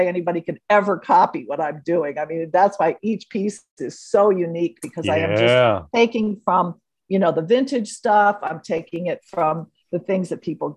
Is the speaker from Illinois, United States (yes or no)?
yes; Northbrook, Illinois, United States; Growing up in Chicago, grew up in Northbrook